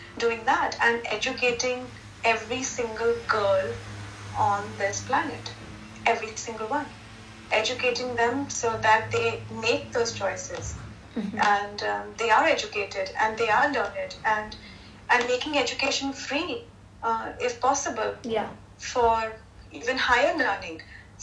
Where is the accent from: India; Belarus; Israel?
India; me as an Indian in India